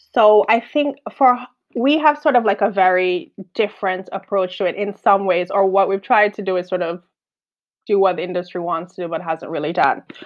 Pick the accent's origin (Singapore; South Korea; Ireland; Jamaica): Jamaica; accent: Caribbean; now in London, United Kingdom; I'm from Jamaica.